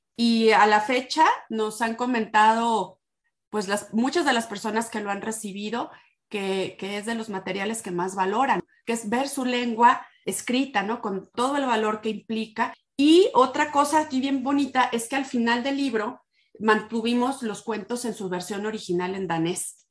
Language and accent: Spanish; Morelia, Michoacán, Mexico; soy originaria de Morelia, Michoacán. Acá he vivido pues, la mayor parte de, mi vida.